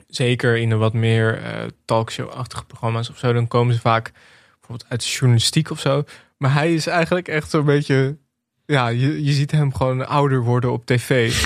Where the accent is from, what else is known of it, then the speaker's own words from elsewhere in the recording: Netherlands; als Nederlanders